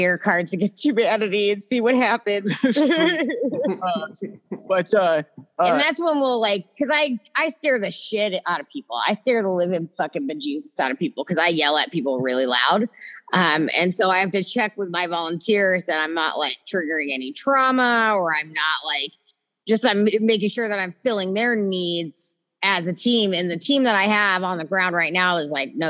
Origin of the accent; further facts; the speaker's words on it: Southern California, United States; also born or lived in Detroit; now in Seattle, United States; I grew up in Southern California, and you had to drive 30 minutes on the fucking highway just to get to the other side of town.